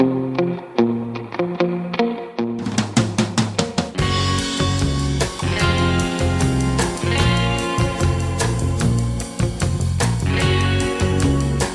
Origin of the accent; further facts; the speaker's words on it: Long Island, New York, United States; I grew up in Long Island